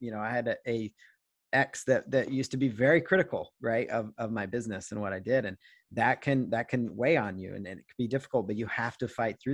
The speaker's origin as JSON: {"language": "English", "town": "Seattle", "region": "Washington", "country": "United States", "said": "I'm from Seattle area"}